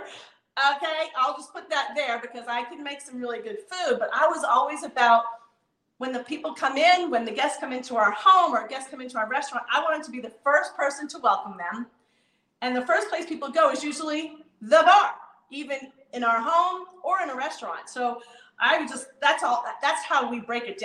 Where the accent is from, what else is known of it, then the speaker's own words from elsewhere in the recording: East Coast, New York, United States; moved away; my youth growing up on the East Coast